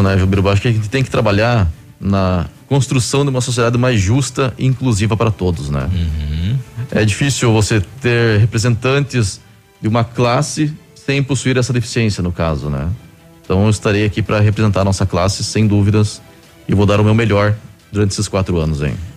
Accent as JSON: {"language": "Portuguese", "town": "Curitiba", "region": "Paraná", "country": "Brazil", "tie": "born or raised there", "moved": "as an adult", "lives_now": "Pato Branco, Brazil", "said": "Sou natural de Curitiba e fazem 11 anos que estou morando aqui em Pato Branco."}